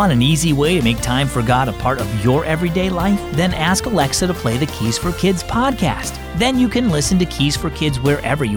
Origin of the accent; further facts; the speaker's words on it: Michigan, United States; When I was growing up in Michigan